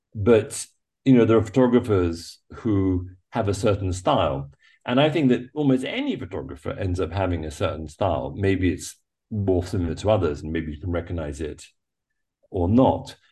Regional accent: England, United Kingdom; moved away as an adult; growing up in England, growing up on an island

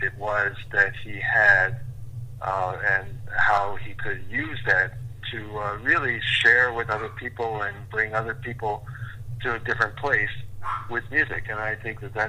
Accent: Indianapolis, Indiana, United States; both growing up in Indiana. I was in Indianapolis

